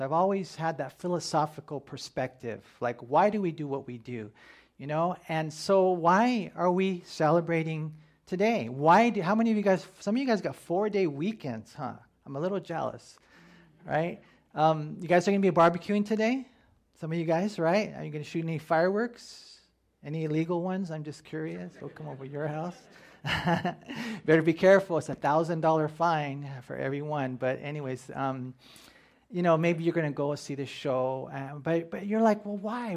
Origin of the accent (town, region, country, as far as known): United States